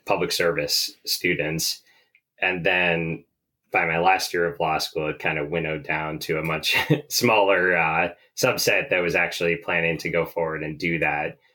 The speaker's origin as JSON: {"language": "English", "region": "Vermont", "country": "United States", "tie": "born or raised there", "said": "growing up in Vermont. It's a beautiful outdoors here."}